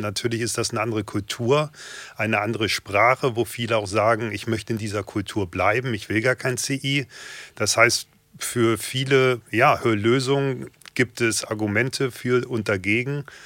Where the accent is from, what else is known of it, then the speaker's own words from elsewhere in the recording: Hanover, Lower Saxony, Germany; Ich bin 44 Jahre jung, gebürtiger Hannoveraner